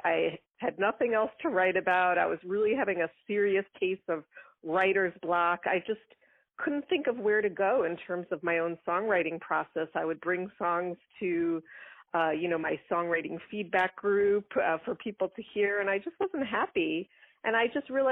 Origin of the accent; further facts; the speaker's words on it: Long Island, New York, United States; I grew up on Long Island in New York